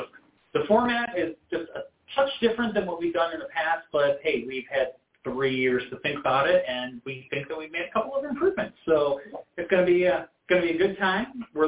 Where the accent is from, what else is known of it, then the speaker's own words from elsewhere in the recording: New York, United States; moved away; I grew up in New York